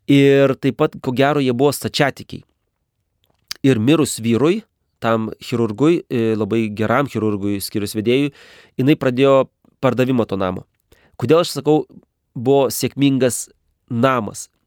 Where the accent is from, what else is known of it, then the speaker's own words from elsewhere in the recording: Lithuania; moved away as an adult; now in Kazakhstan; aš iš Lietuvos.